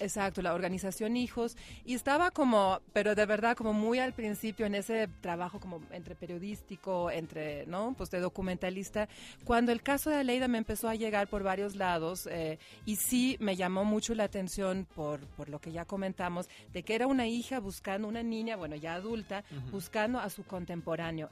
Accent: Mexico; como mexicanos

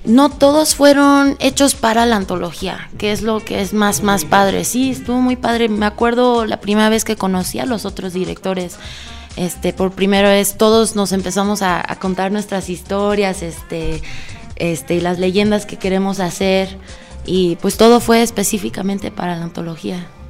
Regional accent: Mexico City, Mexico; moved away as an adult; now in Vancouver, Canada; yo pues también soy de la Ciudad de México, pero vivo en Canadá

